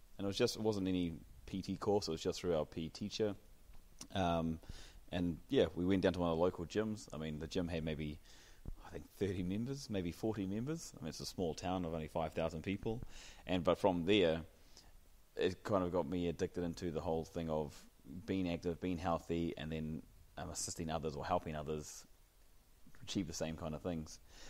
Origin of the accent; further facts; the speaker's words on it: New Zealand; now in Dubai, United Arab Emirates; So born and bred in New Zealand, and New Zealand being a very active nation, active country, you're born into that lifestyle to start with.